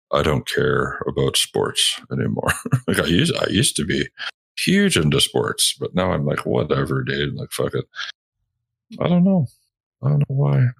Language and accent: English; Canada; I'm fucking Canadian